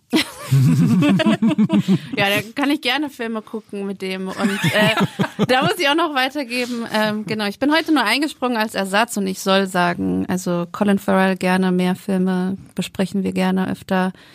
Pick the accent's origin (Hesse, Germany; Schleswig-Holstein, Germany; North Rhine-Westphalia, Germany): Hesse, Germany; Frankfurt am Main; ich komme aus Frankfurt am Main